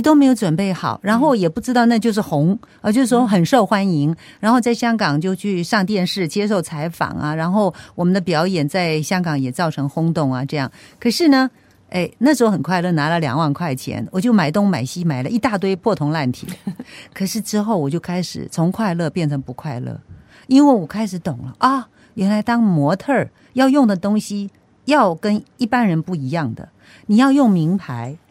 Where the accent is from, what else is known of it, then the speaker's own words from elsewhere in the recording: Penghu County, Taiwan; moved away; 我是从淳朴的乡下澎湖来的